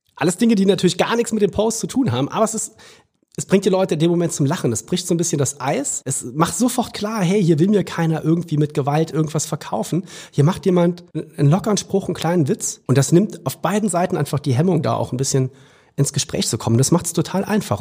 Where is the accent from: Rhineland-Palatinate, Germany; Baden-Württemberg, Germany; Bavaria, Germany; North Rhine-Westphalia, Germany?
Rhineland-Palatinate, Germany; Trier; da, wo ich herkomme in Trier